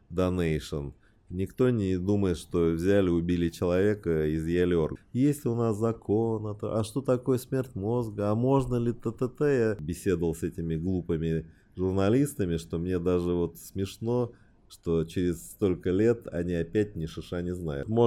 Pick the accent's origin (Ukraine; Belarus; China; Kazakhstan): China; Beijing; born there; Родился я в Пекине.